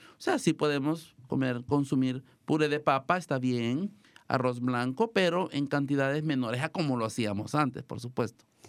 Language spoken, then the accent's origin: Spanish; El Salvador; now in Marin County, United States; nos van a visitar unos amigos de mi país, El Salvador, yo soy de El Salvador